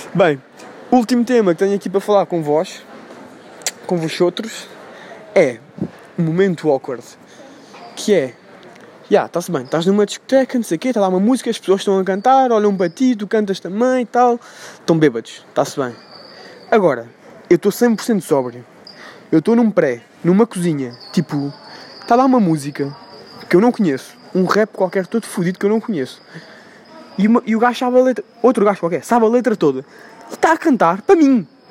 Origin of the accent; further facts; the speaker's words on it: Portugal; Eu, como sou o único português ali, sempre que eu falo com alguém e digo que sou português